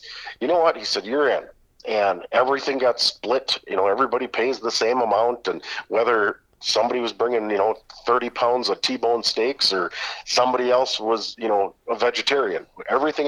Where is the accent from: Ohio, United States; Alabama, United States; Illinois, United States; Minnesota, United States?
Minnesota, United States; Fergus Falls; I grew up in Fergus Falls, just south of Detroit Lakes.